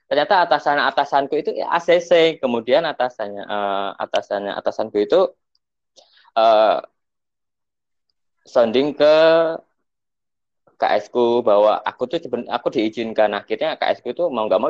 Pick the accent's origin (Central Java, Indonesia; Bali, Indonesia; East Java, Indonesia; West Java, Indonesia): East Java, Indonesia; Blitar; temanku yang emang di Jakarta yang emang berasal dari Blitar kan aku dari Blitar nyamperin untuk temennya itu